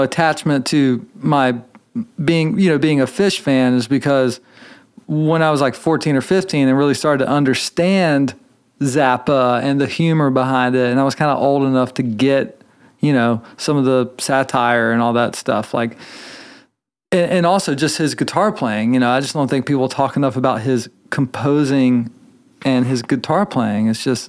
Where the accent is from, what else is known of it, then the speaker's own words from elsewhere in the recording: Charlotte, North Carolina, United States; born there; I was born in Charlotte, North Carolina. My parents were middle class, like lower middle class folks